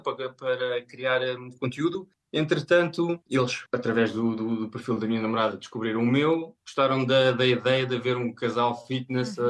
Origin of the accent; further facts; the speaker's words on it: Portugal; moved away as an adult; now in Germany; Como cresci em Portugal